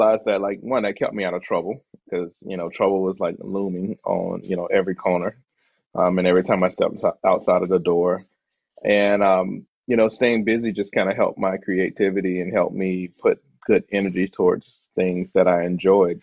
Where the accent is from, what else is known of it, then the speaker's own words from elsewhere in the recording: St. Petersburg, Florida, United States; moved away as an adult; also born or lived in Orlando, Florida / Tampa, Florida; now in Seattle, United States; growing up in St. Pete